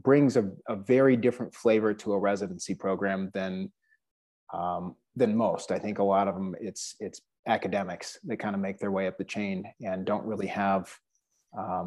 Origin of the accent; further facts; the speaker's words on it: Omaha, Nebraska, United States; moved away; also born or lived in Lincoln, Nebraska; I'm originally from the Omaha area. It's kind of where all my family's based